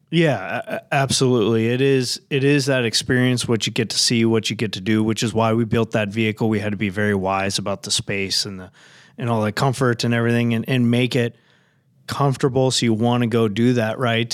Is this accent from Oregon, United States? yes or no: yes; Oregon, United States; moved away as an adult; now in Minnesota, United States; I was born and raised in Oregon